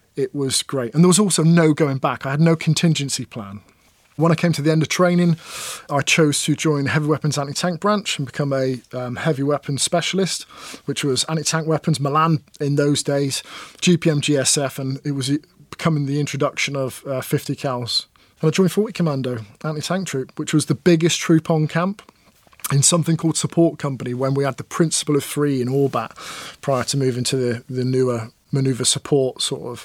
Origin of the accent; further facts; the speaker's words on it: Plymouth, South West England, United Kingdom; also born or lived in Dunfermline, Scotland; And then we moved to Plymouth, another naval town.